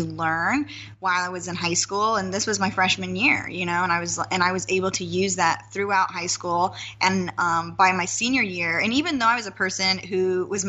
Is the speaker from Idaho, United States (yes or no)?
yes; Nampa, Idaho, United States; moved away; I come from a small town. I come from Nampa, Idaho.